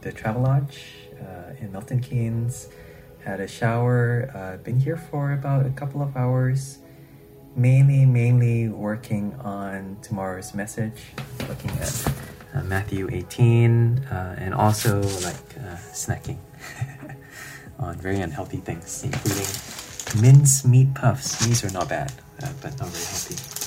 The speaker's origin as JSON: {"language": "English", "country": "Malaysia", "tie": "born or raised there", "moved": "as an adult", "lives_now": "United Kingdom", "said": "my hometown in Malaysia"}